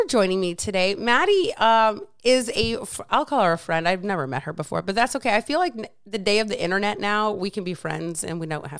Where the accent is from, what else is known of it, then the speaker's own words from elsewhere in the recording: Michigan, United States; I'm from Michigan, so we just hate Ohio.